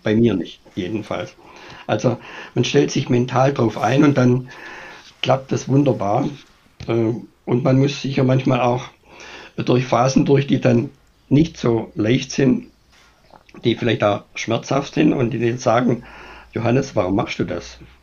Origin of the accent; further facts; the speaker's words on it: Germany; bei uns in Deutschland